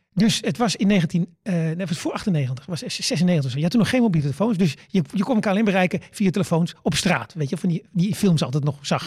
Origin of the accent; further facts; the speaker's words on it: Netherlands; ik kom uit Nederland